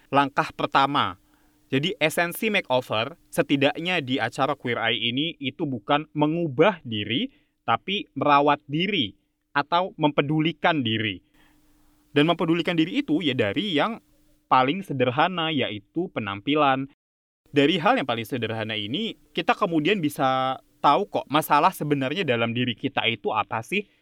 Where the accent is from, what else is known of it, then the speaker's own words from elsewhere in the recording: Java, Indonesia; Jadi kalau misalnya kayak ya gue orang Jawa gitu, misalnya masak apa uh, gudeg gitu